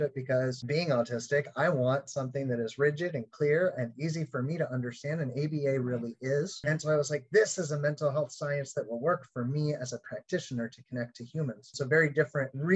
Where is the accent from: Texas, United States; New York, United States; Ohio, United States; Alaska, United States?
Alaska, United States; Anchorage; growing up in Anchorage, Alaska